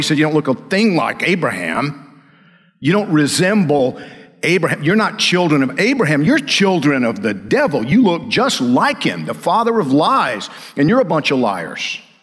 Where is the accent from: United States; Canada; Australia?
United States; Georgia; I'm from Georgia